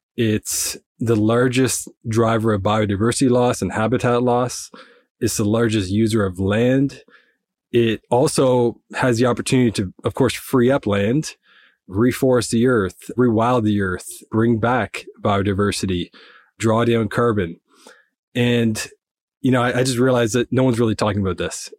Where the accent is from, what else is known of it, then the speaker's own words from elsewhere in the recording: Nova Scotia, Canada; I'm from the east coast of Canada in Nova Scotia.